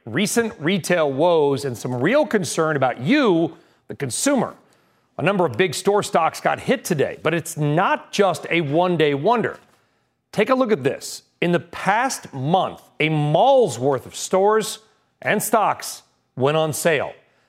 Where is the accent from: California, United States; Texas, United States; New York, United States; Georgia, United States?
California, United States; Southern; growing up in Southern California